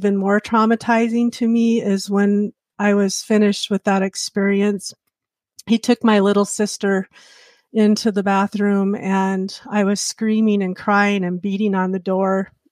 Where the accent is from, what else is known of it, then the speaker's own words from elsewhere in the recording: Montana, United States; I professed at Manhattan Convention because I grew up in Montana